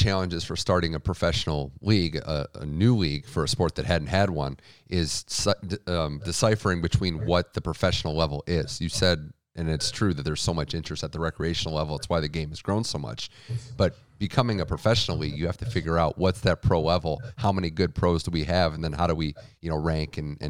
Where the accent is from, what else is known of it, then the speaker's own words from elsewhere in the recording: Midwest, United States; I'm someone from the Midwest, East Coast area.